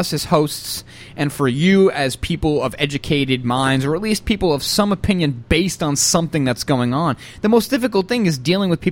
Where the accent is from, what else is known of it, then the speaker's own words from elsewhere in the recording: the South, United States; I'm from the South